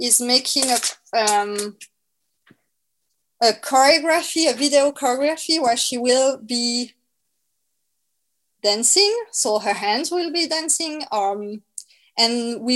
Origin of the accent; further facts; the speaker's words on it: France; accent: French; English is a second language; my French accent